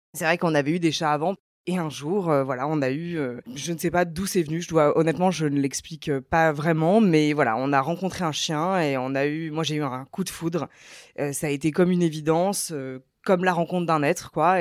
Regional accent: Paris, Île-de-France, France; j'habite à Paris, je suis parisienne à la base.

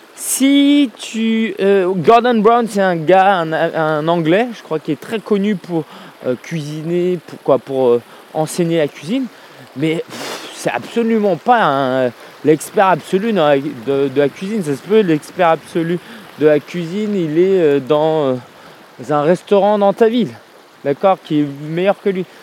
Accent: France; en tant que Français qui vit en France

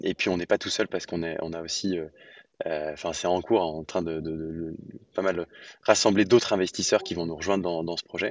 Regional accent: Lyon, Auvergne-Rhône-Alpes, France; j'ai grandi à Lyon

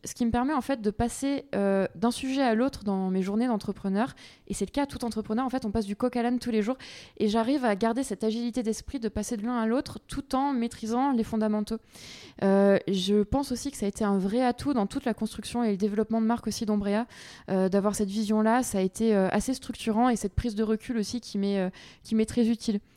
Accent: Aix region, Provence-Alpes-Côte d'Azur, France; also born or lived in Paris; je suis originaire de la région d'Aix. D'accord. Donc j'ai grandi ici, euh, à la campagne

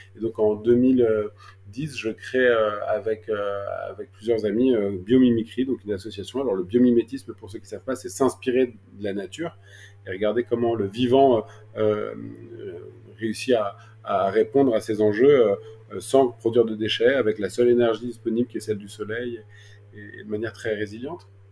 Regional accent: Paris, Île-de-France, France; also born or lived in Toulouse; j'ai grandi à Paris

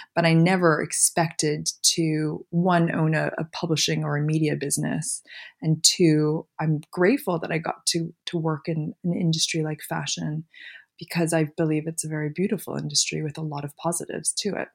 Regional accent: Montreal, Quebec, Canada; moved away as an adult; also born or lived in Philadelphia / San Francisco; now in London, United Kingdom; But I grew up in Montreal

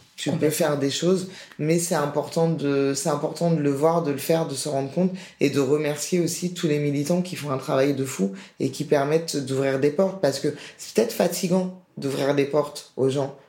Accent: France; j'ai été élevé en France, scolarité française

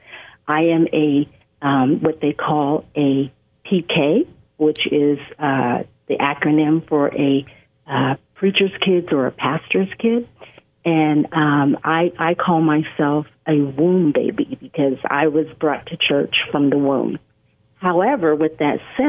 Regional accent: West Coast, United States; I hail from the West Coast

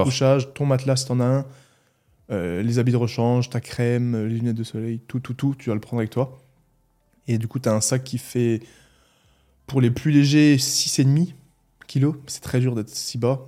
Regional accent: Mulhouse, Grand Est, France; accent: Alsatian; Je suis né à Mulhouse, je suis resté autour de Mulhouse

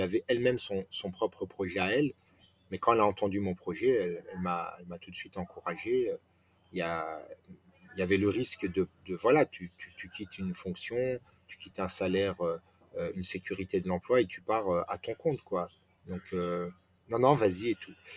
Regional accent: France; je suis né en France, j'ai grandi en France

